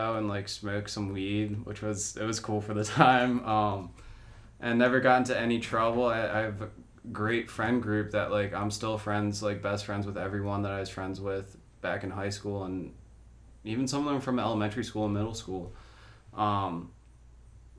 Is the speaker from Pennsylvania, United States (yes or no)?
yes; Media, Pennsylvania, United States; also born or lived in Chile; I grew up in Media, Pennsylvania.